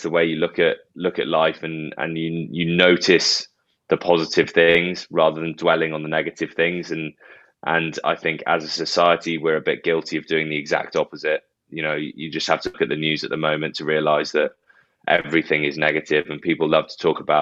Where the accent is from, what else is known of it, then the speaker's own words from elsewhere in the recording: Bath, South West England, United Kingdom; moved away as an adult; also born or lived in Doncaster; I've signed for Bath after I left school and it was my hometown club